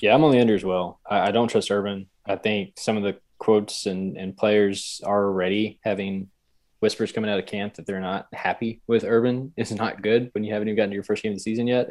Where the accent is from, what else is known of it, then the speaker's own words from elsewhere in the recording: Lubbock, Texas, United States; I'm from Lubbock, Texas.